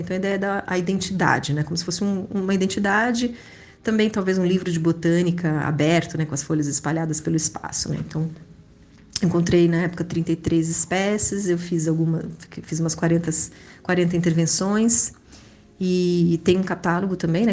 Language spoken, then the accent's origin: Portuguese; Brazil; also born or lived in Spain / São Paulo; now in Rio de Janeiro, Brazil; Nasci na Espanha em 1979. Não sou espanhola, vim para o Brasil muito pequena